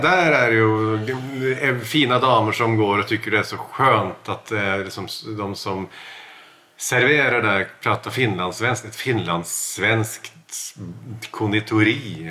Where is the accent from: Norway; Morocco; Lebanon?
Norway; Southern Norway; Swedish is a second language; now in Stockholm, Sweden; Jag är norsk, eller jag är norsk